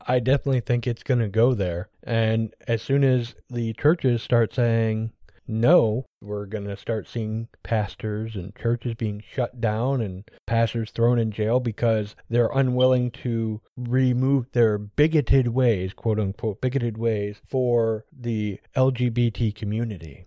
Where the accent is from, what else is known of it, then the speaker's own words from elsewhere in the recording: United States; I'm American.